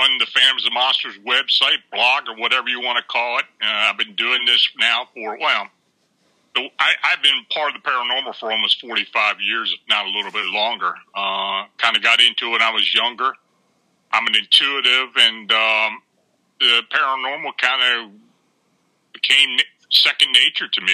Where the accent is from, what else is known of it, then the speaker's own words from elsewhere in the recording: near Gettysburg, Pennsylvania, United States; moved away as an adult; also born or lived in Baltimore, Maryland; I was born and raised near Gettysburg, so I was on the battlefield a lot